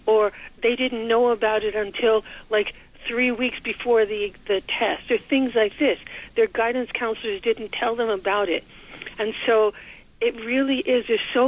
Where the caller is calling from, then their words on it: New York, United States; I'm calling from the Bronx.